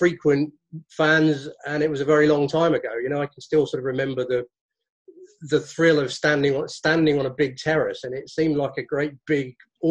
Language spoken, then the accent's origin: English; Burgess Hill, South East England, United Kingdom; moved away as an adult; I was born in Burgess Hill, and I lived there for 18 years.